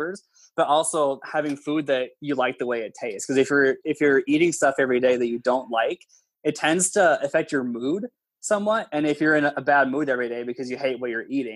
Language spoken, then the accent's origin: English; Minnesota, United States; I'm even from Minnesota